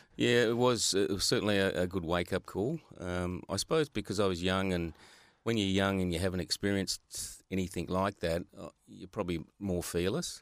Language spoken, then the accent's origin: English; Australia; I was from Hilton Park, Hilton Park Primary School